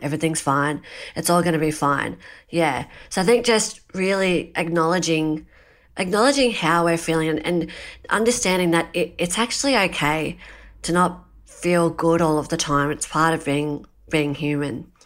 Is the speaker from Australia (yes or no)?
yes; Australia; growing up in Australia and living in this really awesome country of ours